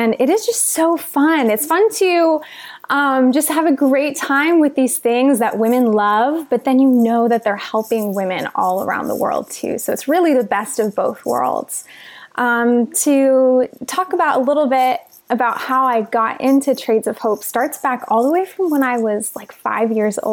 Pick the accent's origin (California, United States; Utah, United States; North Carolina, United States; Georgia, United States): California, United States; outside of Los Angeles; a typical American girl growing up outside of Los Angeles.